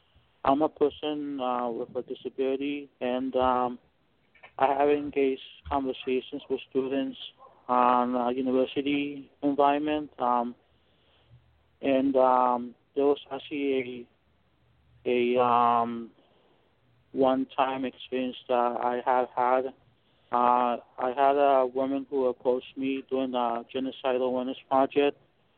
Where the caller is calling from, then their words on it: Los Angeles, California, United States; I'm calling here from the Southern California, Los Angeles area.